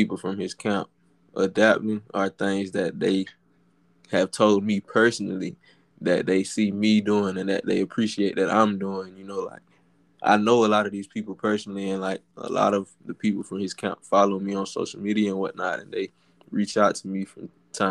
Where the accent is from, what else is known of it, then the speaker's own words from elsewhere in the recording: Dublin, Georgia, United States; I'm from Dublin, Georgia. It's a small